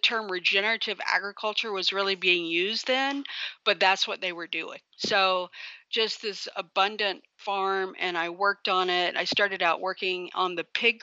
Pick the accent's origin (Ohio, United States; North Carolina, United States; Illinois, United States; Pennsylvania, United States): North Carolina, United States; Brevard; I grew up in Brevard, North Carolina.